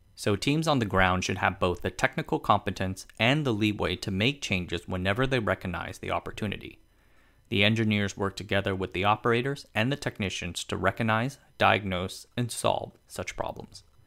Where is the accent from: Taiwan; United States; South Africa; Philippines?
Taiwan; Tainan; my hometown of Tainan